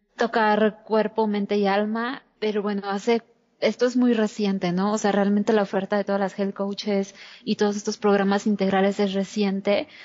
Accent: Mexico City, Mexico; yo nací en la Ciudad de México hace 32 años y específicamente em, en el centro

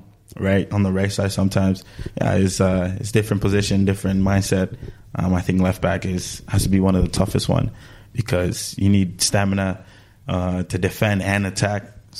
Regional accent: Canada; And plus, I have to pick him because I'm from Canada.

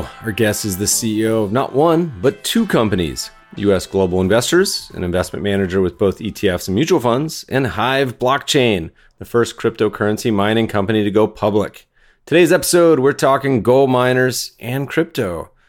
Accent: Canada; I feel like being a Canadian, we're going to have to talk about gold. All my Canadian friends, it's like, I think you exit the womb with a taste for the shiny metal

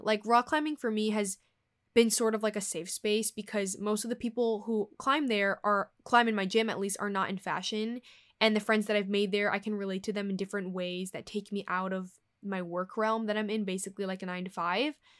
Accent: New York, United States; I was born here in New York, you know, where the hub of the fashion industry is. So I have a home here. I still live with my family

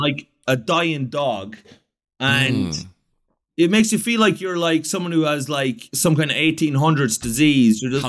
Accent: Ireland; I'm Irish

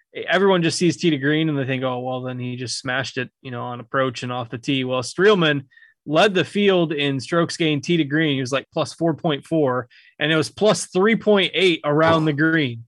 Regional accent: United States; my hometown event, the John Deere Classic

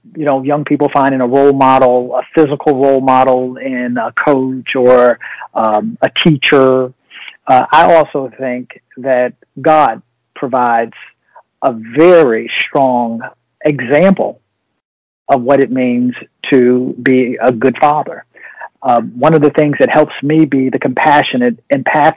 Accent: Virginia, United States; I'm from Virginia

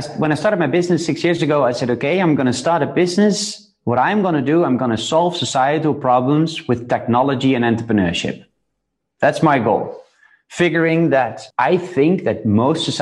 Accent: Netherlands; I was born in the Netherlands, born in a good middle class, upper middle

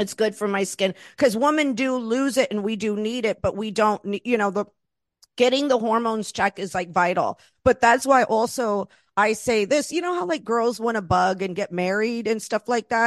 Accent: Florida, United States; moved away; also born or lived in Los Angeles; I was raised in Florida

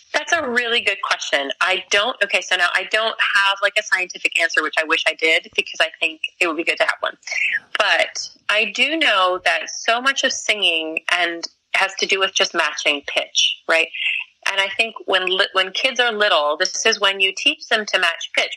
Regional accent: New York, United States; We're from New York. You know, um, I mean Bronx, Bronx, Manhattan

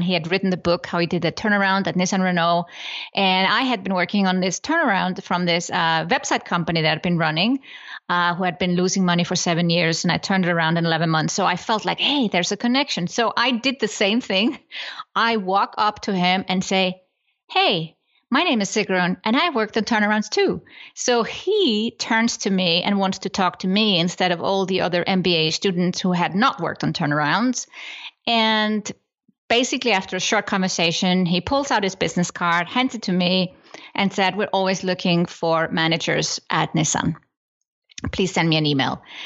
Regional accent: Iceland; moved away as an adult; now in Switzerland; I come from Iceland

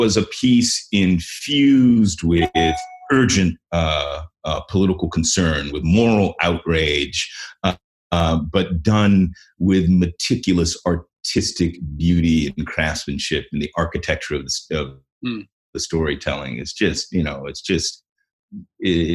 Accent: Washington, District of Columbia, United States; moved away; I grew up in Washington, D.C.

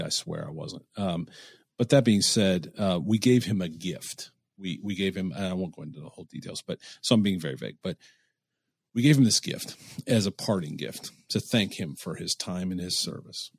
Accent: Cleveland, Ohio, United States; I'm from Cleveland

